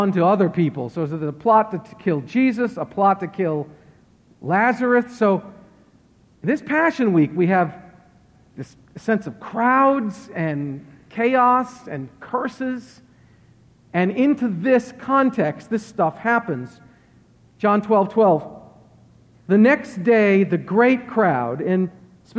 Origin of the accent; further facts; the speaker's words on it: Worcester, Massachusetts, United States; moved away; I'm from Worcester, Massachusetts, and there's a heavy Roman Catholic presence.